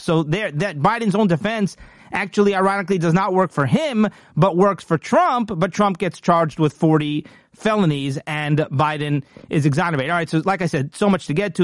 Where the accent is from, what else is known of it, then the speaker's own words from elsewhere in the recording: United States; I'm an American